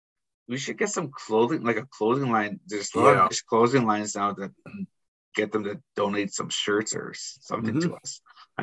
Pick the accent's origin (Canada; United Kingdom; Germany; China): Canada; Thunder Bay, Ontario; Because when I grew up in Thunder Bay, we never went to no hockey camps.